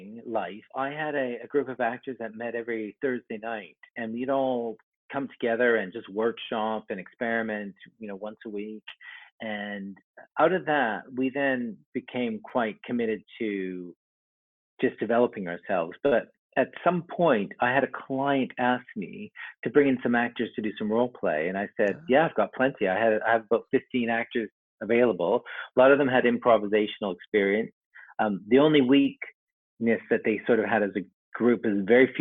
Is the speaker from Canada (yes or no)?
yes; Vancouver, British Columbia, Canada; moved away; I'm from Canada originally. I grew up in Vancouver